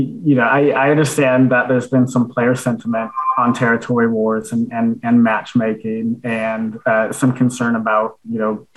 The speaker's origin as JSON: {"language": "English", "country": "United States", "accent": "American", "said": "I have an American accent"}